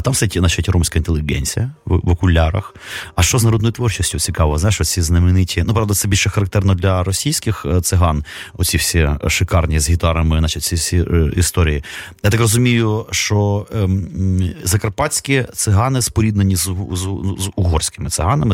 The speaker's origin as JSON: {"language": "Ukrainian", "region": "Kyiv", "country": "Ukraine", "tie": "born or raised there", "said": "я народився в місті, котрий ну, фактично нічим не відрізнявся там Новосибірська якої-небудь. Ну, По-русски говорили"}